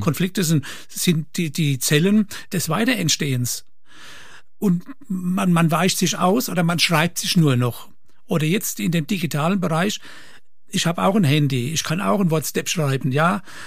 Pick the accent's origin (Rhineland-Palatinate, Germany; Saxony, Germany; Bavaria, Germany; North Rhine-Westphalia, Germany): Rhineland-Palatinate, Germany; Kirchheimbolanden; bei uns in Kirchenboland eine Firma, KKK und dort habe ich Dreher gelernt